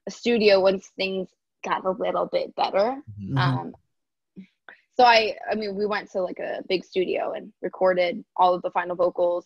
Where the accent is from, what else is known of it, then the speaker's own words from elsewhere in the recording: Michigan, United States; moved away; growing up in Michigan